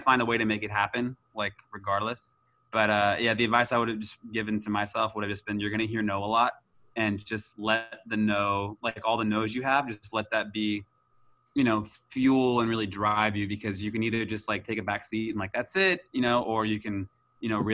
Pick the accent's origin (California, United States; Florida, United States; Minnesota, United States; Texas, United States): California, United States; Orange County; moved away as an adult; also born or lived in New York; now in Los Angeles, United States; I grew up in Orange County, just like 40 minutes from